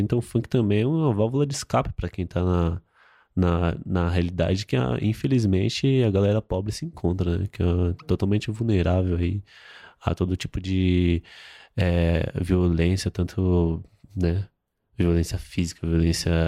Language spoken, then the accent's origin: Portuguese; São Paulo, Brazil; eu sou de Itaquera, eu tenho 20 anos